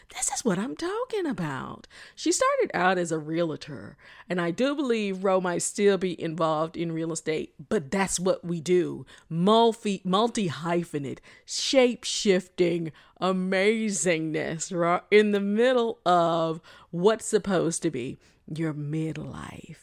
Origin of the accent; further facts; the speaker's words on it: South Florida, United States; I'm from South Florida